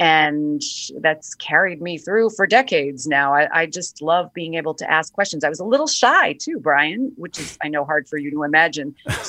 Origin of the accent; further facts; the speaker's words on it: New York City, New York, United States; I grew up in Brooklyn, New York in the 70s